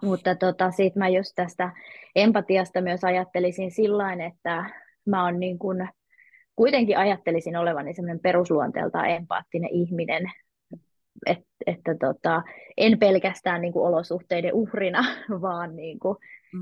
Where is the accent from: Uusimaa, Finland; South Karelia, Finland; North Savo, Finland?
Uusimaa, Finland; Helsinki; moved away as an adult; mä oon syntynyt Helsingissä ja siellä tietenkin mekin ystävystyttiin ja 20-vuotiaaksi asti asuin Helsingissä.